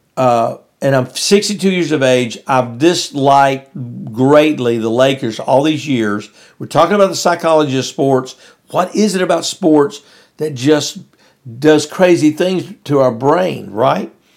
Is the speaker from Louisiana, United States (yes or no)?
yes; West Monroe, Louisiana, United States; I was up in West Monroe, Louisiana.